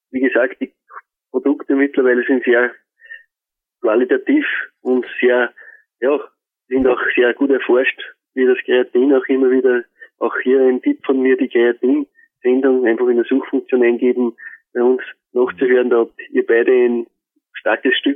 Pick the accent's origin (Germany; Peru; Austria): Austria; die Leute haben mich gefragt, von wo ich bin, aus Österreich